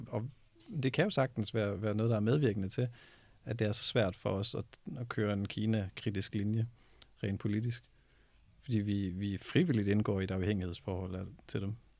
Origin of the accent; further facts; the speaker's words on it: Denmark; vi er et lille land